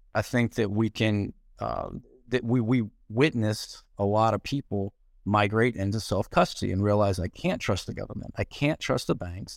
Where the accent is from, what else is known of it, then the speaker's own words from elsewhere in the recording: Nashville, Tennessee, United States; also born or lived in Puerto Rico; I'm from Nashville.